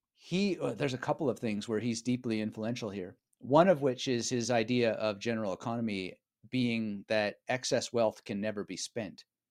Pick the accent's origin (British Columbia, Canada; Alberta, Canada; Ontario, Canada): British Columbia, Canada; Vancouver; moved away as an adult; also born or lived in Montreal / Berlin; now in Australia; I grew up in British Columbia in Canada, in Vancouver area